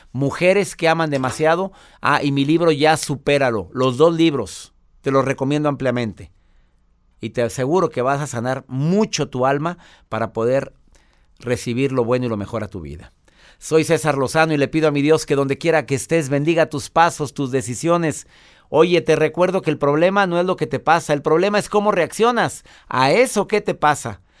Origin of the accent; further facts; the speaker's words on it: Venezuela; now in Chicago, United States; le hablo desde Chicago, soy una mujer venezolana